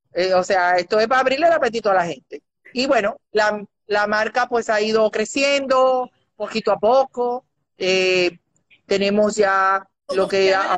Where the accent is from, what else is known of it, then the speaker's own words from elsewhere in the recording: Dominican Republic; decimos los dominicanos mal hablados